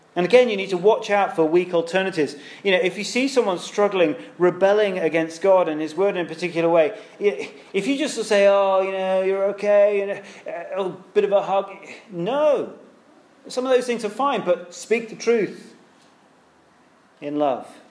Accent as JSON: {"language": "English", "country": "United Kingdom", "lives_now": "London, United Kingdom", "said": "because we're British"}